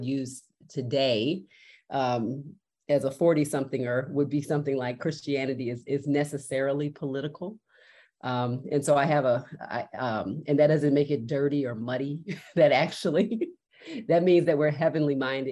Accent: Baltimore, Maryland, United States; I was born and raised in Baltimore, Maryland

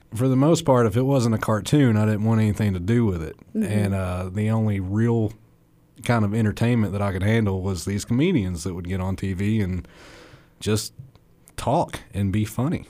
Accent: East Limestone, Alabama, United States; East Limestone, Alabama. Born in Athens and went to school in East Limestone.

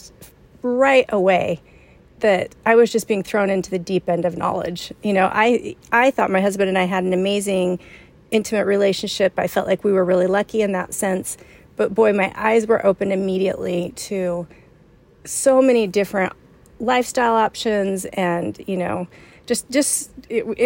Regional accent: Provo, Utah, United States; moved away as an adult; now in San Antonio, United States; I grew up in Provo, Utah, which is where Brigham Young University is

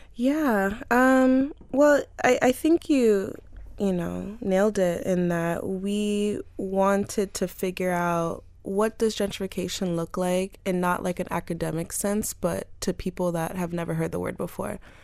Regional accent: North Miami, Florida, United States; I grew up in North Miami

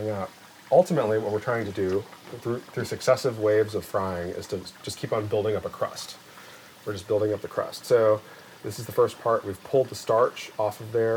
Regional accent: United States; Growing up in America

